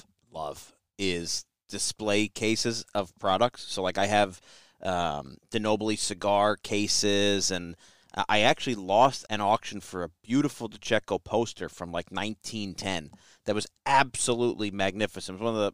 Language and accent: English; United States; I never saw it growing up here ever in a million years